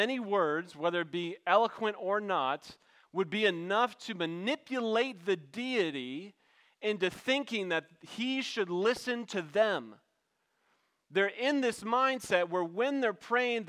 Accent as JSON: {"language": "English", "region": "backwoods Maryland", "country": "United States", "said": "I'm from Backwoods, Maryland"}